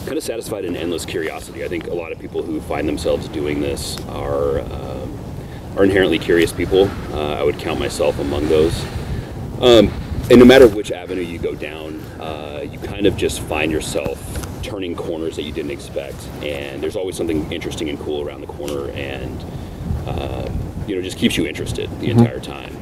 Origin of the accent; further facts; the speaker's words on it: Portland, Oregon, United States; also born or lived in Long Beach, California; I was raised in and around Portland. But mostly up near Mount Hood